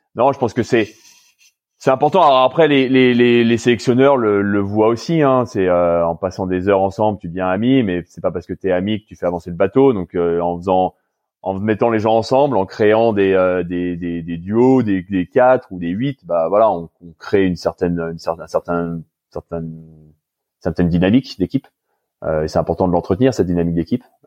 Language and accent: French; France; moved away as an adult; now in Canada; en ayant grandi en France et en étant français